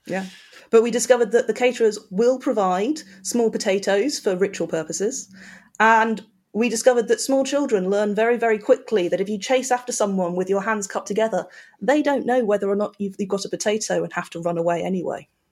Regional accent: United Kingdom; we're British

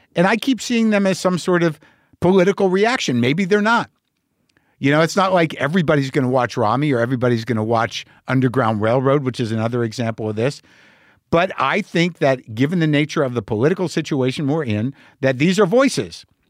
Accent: New Mexico, United States; when I grew up in New Mexico, but all my people are Jersey.

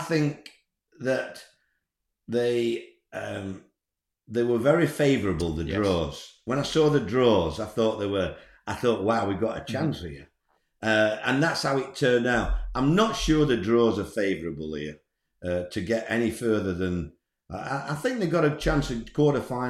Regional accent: Scarborough, Yorkshire and the Humber, United Kingdom; I'm from Scarborough.

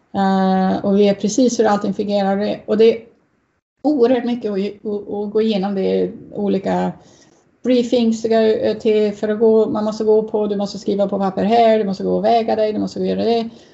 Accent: Uddevalla, Västra Götaland, Sweden; moved away; i Uddevalla där jag växte upp

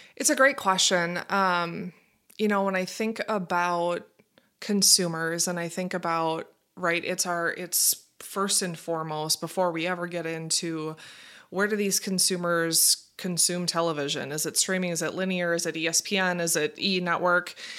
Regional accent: Minnesota, United States; also born or lived in Fargo, North Dakota; I grew up in Minnesota. Um, born and raised, have been here all my life

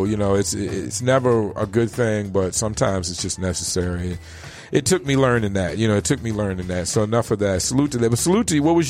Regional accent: East Coast, United States; I came from the East Coast where weed only came in a couple of forms.

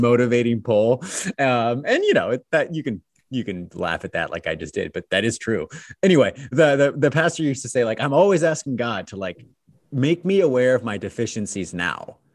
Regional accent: Pasadena, California, United States; I was born in Pasadena

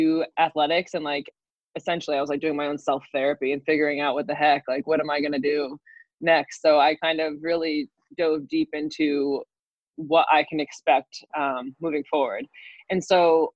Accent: New York, United States; I'm from New York, and I played basketball

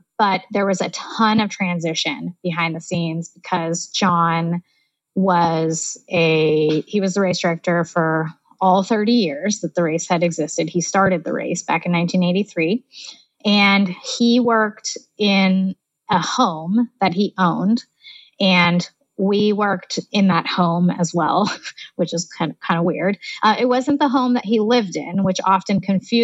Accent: Sacramento, California, United States; also born or lived in New York; I'm from Sacramento. I've lived here my whole life, except for when I went to New York.

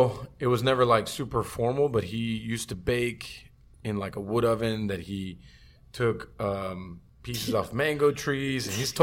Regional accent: Miami, Florida, United States; I grew up by there. I grew up in Shenandoah.

